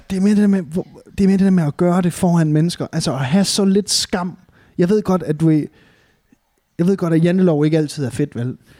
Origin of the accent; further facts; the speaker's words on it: Varde, Southern Denmark, Denmark; moved away; jeg er jo nede fra Varde, sådan en rigtig bunderøvsted